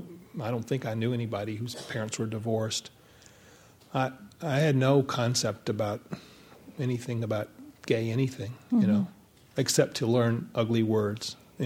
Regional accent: the South, United States; I was born in 1955, so the big thing for me was the civil rights movement, growing up in the South.

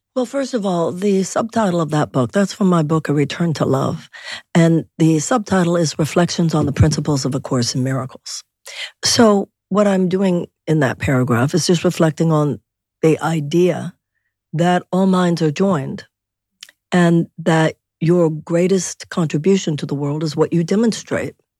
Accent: Houston, Texas, United States; I was born and raised in Houston

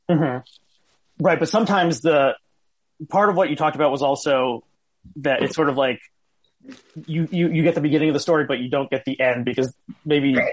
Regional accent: New Jersey, United States; I grew up in New Jersey

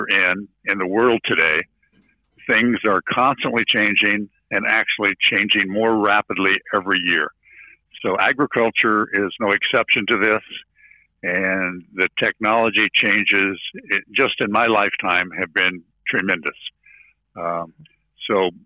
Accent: near Des Moines, Iowa, United States; from Iowa, near Des Moines

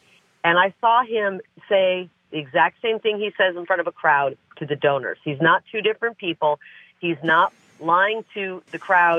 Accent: Iowa, United States; moved away; I'm from Iowa. I grew up there.

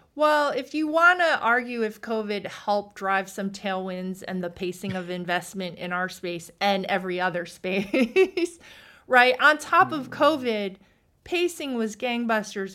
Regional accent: East Coast, United States; I'm from the East Coast

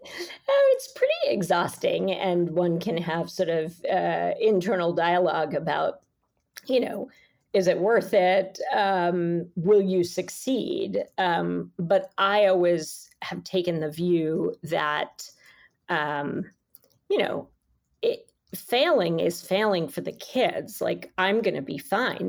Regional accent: New York City, New York, United States; I'm a New Yorker and I love this city

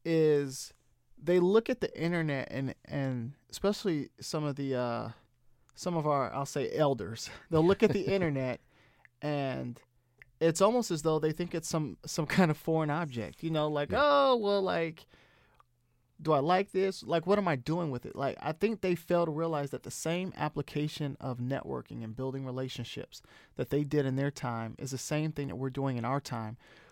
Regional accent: Orlando, Florida, United States; I grew up in Orlando. I know all about them.

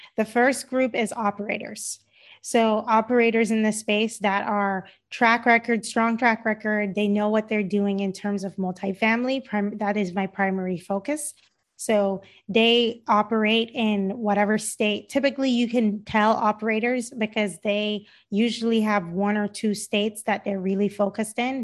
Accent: Cayman Islands; moved away; my parents are Jamaican, um, and I grew up in the Cayman Islands

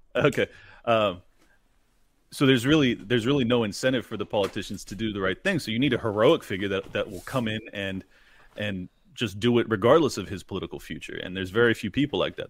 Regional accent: United States; as an American

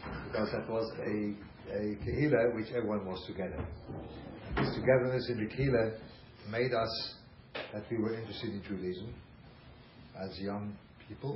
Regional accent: Switzerland; English is a second language; moved away; I grew up in Switzerland

